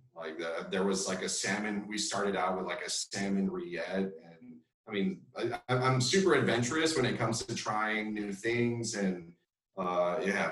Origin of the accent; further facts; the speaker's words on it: South Texas, United States; moved away as an adult; also born or lived in Madrid, Spain; now in Austin, United States; I'm Mexican American grew up in South Texas, right on the border again